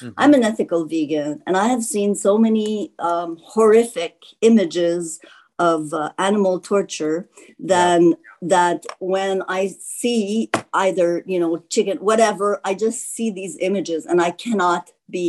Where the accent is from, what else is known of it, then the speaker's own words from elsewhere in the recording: Canada; I'm from Canada.